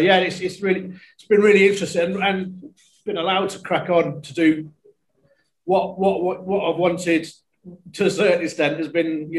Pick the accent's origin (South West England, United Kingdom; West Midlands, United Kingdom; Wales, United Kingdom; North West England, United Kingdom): South West England, United Kingdom; Tewkesbury; also born or lived in Cheltenham / Worcester; I was born in Cheltenham originally and grew up in Tewkesbury, the town of Tewkesbury. And then onto Worcester.